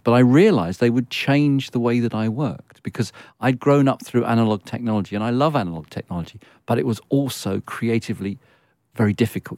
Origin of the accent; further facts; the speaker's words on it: London, United Kingdom; I was born in Hampstead, and I lived in Muzzle Hill.